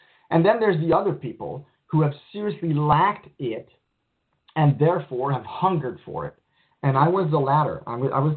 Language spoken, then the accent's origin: English; Montreal, Quebec, Canada; I grew up poor in Montreal